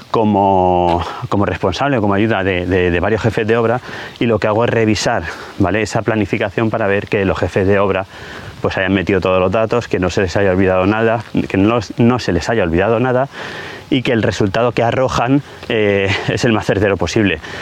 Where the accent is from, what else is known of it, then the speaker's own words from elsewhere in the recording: Ibi, Valencian Community, Spain; mi pueblo, en Ibi